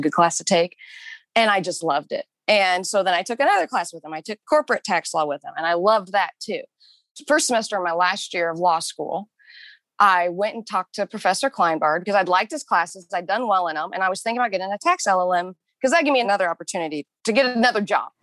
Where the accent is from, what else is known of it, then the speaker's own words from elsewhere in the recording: Kansas, United States; moved away as an adult; also born or lived in New York City / Pittsburg, Kansas; now in Denver, United States; I was born and raised in Kansas